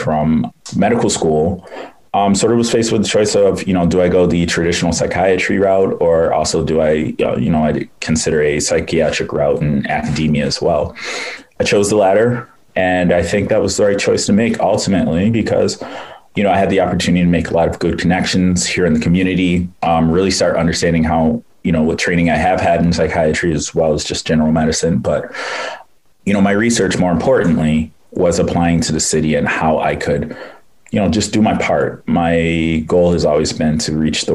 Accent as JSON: {"language": "English", "town": "Rochester", "region": "New York", "country": "United States", "tie": "born or raised there", "said": "I'm actually from Rochester, New York. I grew up in the inner city there."}